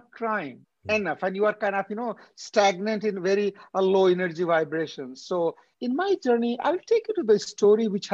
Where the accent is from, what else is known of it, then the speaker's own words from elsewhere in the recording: India; moved away as an adult; also born or lived in Delhi / San Francisco; now in Canada; being an Indian